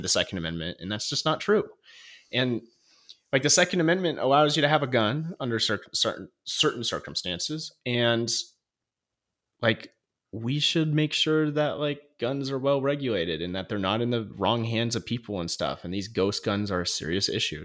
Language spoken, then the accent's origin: English; North Idaho, United States; growing up in North Idaho, like, everyone has a gun